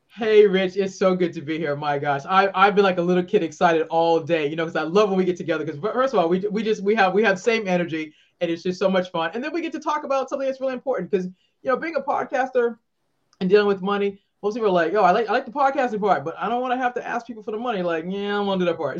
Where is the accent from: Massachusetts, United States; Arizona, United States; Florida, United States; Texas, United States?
Massachusetts, United States; Boston; moved away as an adult; now in Maryland, United States; I'm originally from Boston, live in the great state of Maryland